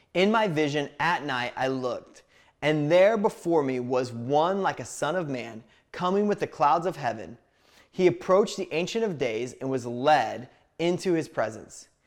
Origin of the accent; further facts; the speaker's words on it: Indiana, United States; I grew up in a small town in Indiana